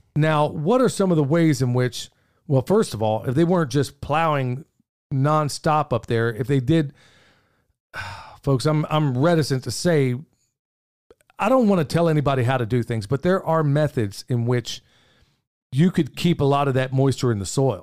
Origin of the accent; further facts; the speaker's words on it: Oklahoma, United States; moved away; where I grew up in Oklahoma, nobody has a basement